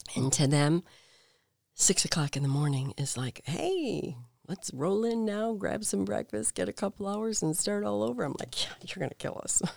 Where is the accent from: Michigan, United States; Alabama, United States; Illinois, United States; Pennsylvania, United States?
Illinois, United States; Payless Park; I grew up in this itty-bitty town in Payless Park, Illinois